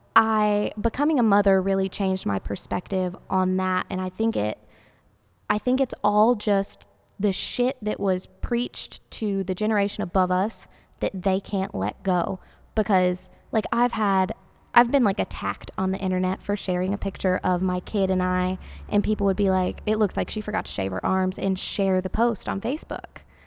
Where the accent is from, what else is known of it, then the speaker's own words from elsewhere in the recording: the South, United States; growing up in the South